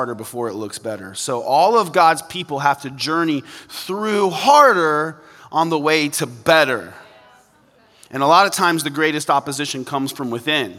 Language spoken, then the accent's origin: English; Kansas, United States; I grew up in Kansas